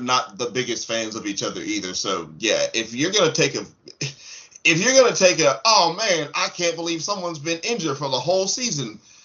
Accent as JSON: {"language": "English", "country": "United States", "said": "I'm an American"}